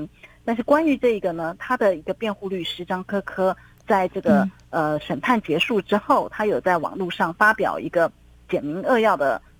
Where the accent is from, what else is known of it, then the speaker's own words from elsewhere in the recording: Taiwan; now in China; 其实他们外卖已经很久了，可是我就是还是保持着我台湾人的习惯。